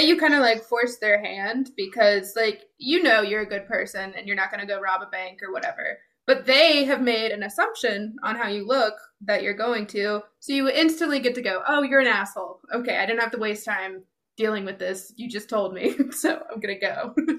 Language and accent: English; United States; growing up in America